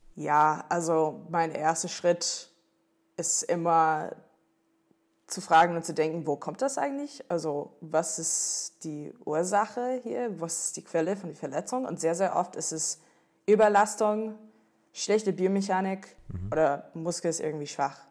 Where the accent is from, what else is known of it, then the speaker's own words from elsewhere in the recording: Washington, District of Columbia, United States; German is a second language; moved away as an adult; also born or lived in North Carolina; now in Cologne, Germany; ursprünglich natürlich komme ich aus, aus den Staaten. Ähm, ich bin in North Carolina geboren, bin, bin in DC aufgewachsen, Washington DC